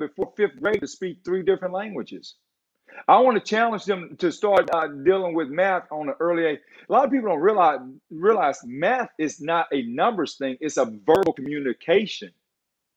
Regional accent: Beaumont, Texas, United States; I came from North End Beaumont. Ain't nothing good from North End Beaumont

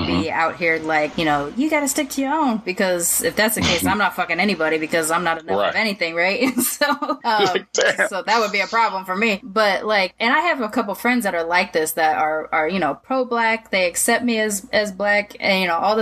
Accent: Long Beach, California, United States; also born or lived in Sacramento, California; I grew up in Long Beach

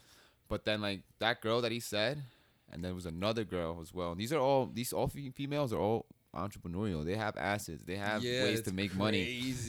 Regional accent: New York City, New York, United States; moved away; that's where I was from, where I grew up

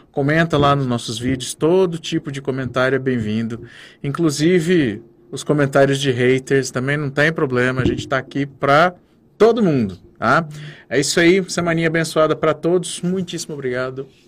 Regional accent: Brazil; A gente é brasileiro

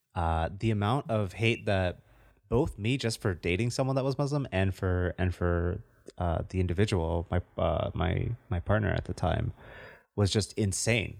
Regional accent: United States; I'm still an American. I was born here.

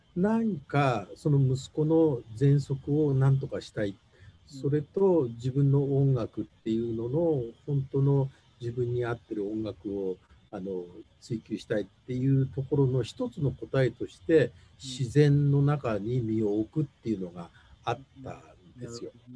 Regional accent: Tokyo, Japan; moved away as an adult; now in Hokuto, Japan; 僕自分自身が東京生まれの東京育ちで

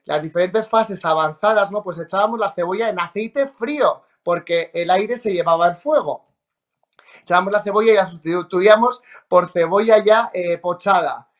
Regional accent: Treviana, La Rioja, Spain; also born or lived in Logroño; yo nací en Logroño y soy de Treviana de La Rioja

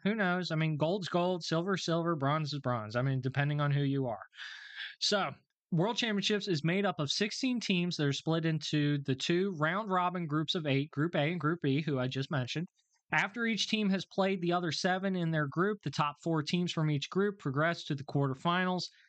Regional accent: United States; me as an American

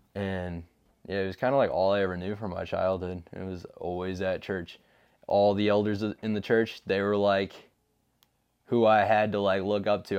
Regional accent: Alton, United States; I'm from Alton. I've been there my whole life, ever since I was, like, one years old

